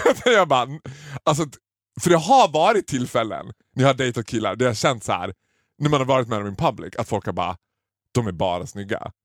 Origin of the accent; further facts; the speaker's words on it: Borlänge, Dalarna County, Sweden; jag kommer från Borlänge.